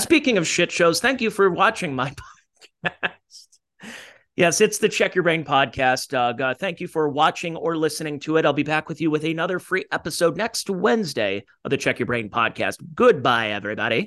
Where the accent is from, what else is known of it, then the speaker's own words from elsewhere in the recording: Cleveland, Ohio, United States; from, uh, Cleveland, Ohio